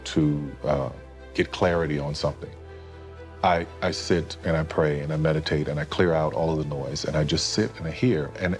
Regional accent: the Bible Belt, the South, United States; me growing up in the Bible Belt, faith and God were so very, very important.

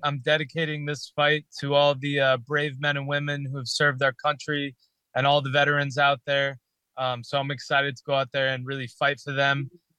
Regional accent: Long Island, New York, United States; growing up in Long Island, just being a kid

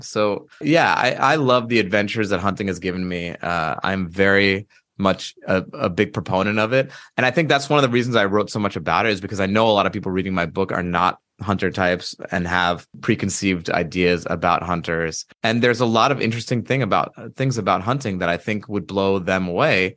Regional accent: United States; in the eighties and nineties growing up in America

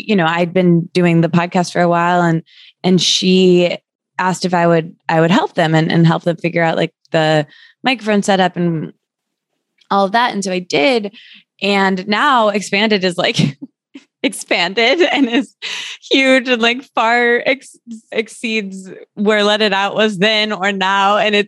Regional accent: Midwest, United States; because essentially I'm from the Midwest and I'm like a real people pleaser.

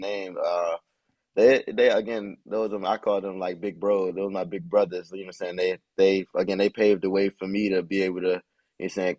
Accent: Washington, District of Columbia, United States; I'm from the Washington, D.C. area.

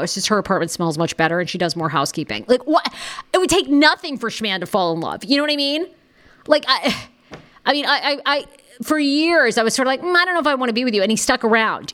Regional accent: Maine, United States; I'm from Maine.

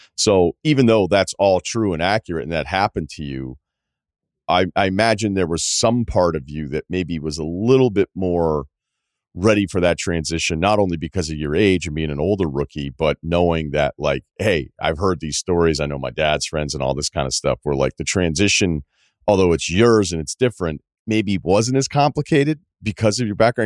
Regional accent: Northeast, United States; I'm from the Northeast

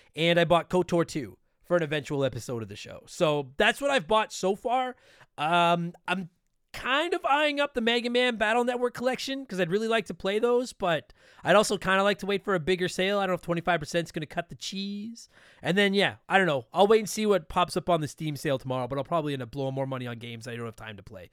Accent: Canada; we're Canadian

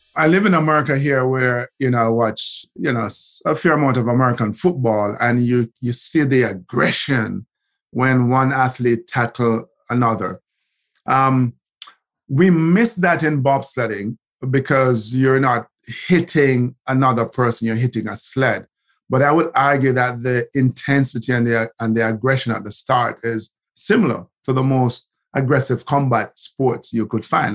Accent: Kingston, Kingston Parish, Jamaica; born or raised there; also born or lived in Haughton, Saint Elizabeth, Jamaica

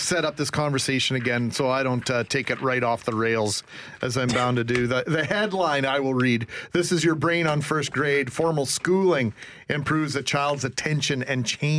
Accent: Brandon, Manitoba, Canada; I always talk about my time in Brandon was grade 4 to grade 7.

